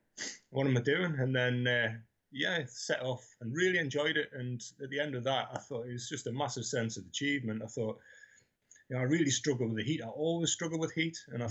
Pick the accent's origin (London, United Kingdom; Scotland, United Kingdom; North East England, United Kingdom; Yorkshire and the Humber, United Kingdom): North East England, United Kingdom; Newcastle upon Tyne; I grew up in Newcastle, 12 to 16